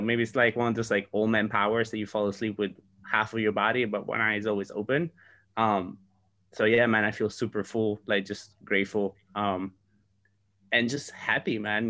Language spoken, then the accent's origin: English; Sardinia, Italy; moved away; I am in my hometown in Sardinia